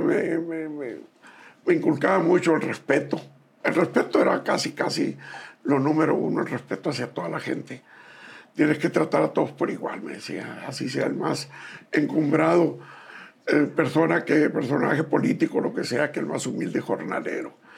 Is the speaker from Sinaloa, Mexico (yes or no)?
yes; Bacayopa, Sinaloa, Mexico; also born or lived in Guasave, Sinaloa; Soy en Bacayopa, en el estado de Sinaloa